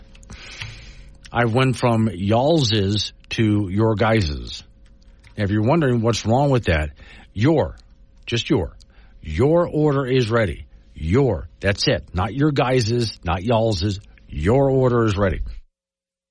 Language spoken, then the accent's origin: English; Florida, United States; moved away as an adult; now in Wyoming, United States; I grew up in Florida, and family's got a cabin in the North Carolina mountains